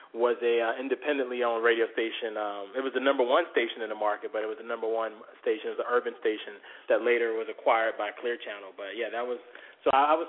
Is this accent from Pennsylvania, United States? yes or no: no; Norfolk, Virginia, United States; I'm from Norfolk originally, and then I went to high school in Virginia Beach, but that's my stomping ground, 757